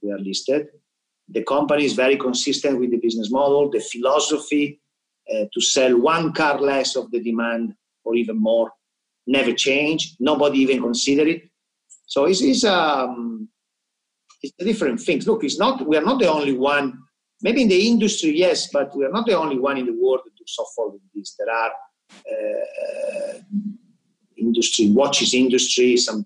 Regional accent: Milan, Lombardy, Italy; English is a second language; moved away; I'm from Milan

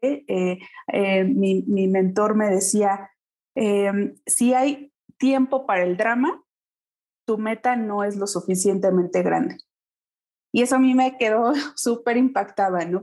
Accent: Pachuca, Hidalgo, Mexico; yo soy originaria de Pachuca Hidalgo

